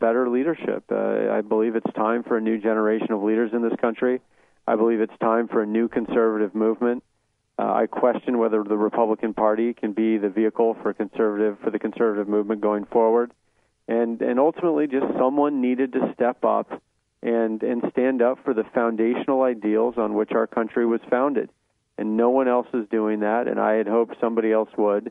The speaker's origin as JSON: {"language": "English", "region": "Utah", "country": "United States", "tie": "born or raised there", "said": "I was born in Utah."}